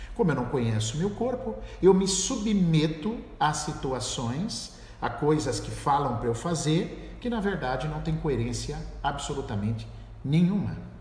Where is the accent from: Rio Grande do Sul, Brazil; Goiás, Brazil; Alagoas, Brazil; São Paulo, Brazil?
São Paulo, Brazil; Eu sou do estado de São Paulo